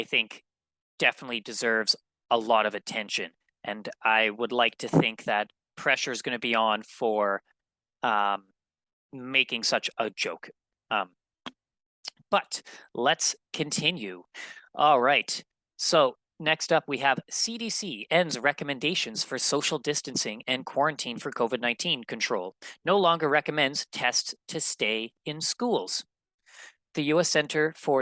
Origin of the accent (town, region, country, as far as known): Manitoba, Canada; born or raised there